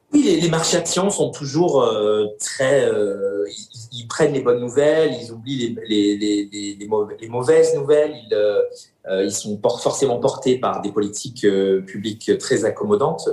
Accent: France; now in Germany; je suis français

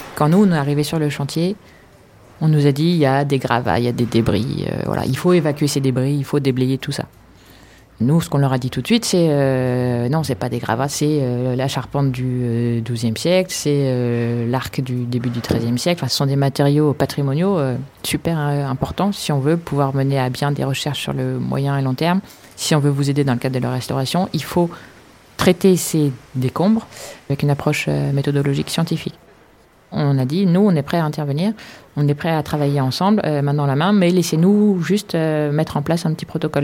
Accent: Paris, Île-de-France, France; Je suis parisienne, je suis née à Paris, j'ai toujours vécu à Paris

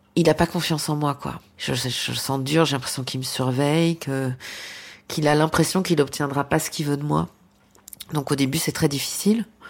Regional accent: Belgium; dans ce petit village, le cinéma, il était loin

